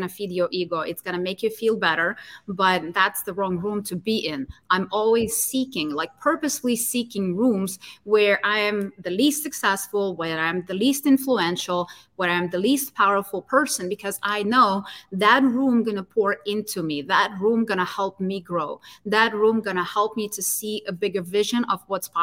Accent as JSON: {"language": "English", "country": "Ukraine", "tie": "born or raised there", "moved": "yes", "said": "my hometown, in my home country."}